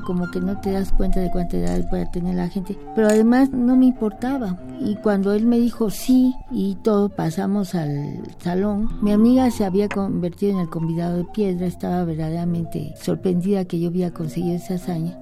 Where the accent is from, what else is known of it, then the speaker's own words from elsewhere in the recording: Mexico; soy una mexicana